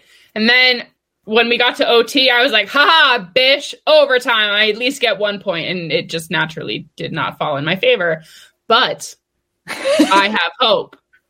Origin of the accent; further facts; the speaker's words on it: Los Angeles, California, United States; My hometown crowd in LA.